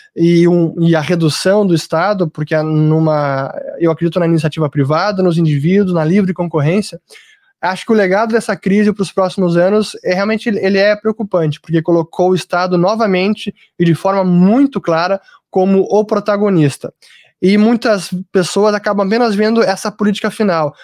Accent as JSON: {"language": "Portuguese", "country": "Brazil", "said": "eu, como brasileiro"}